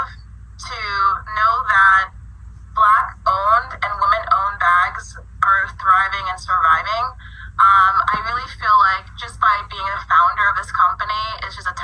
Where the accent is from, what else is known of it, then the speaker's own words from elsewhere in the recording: Miami, Florida, United States; also born or lived in Trinidad and Tobago (background); now in New York City, United States; I'm from Miami originally, right? So I'm from Miami. I live in New York City.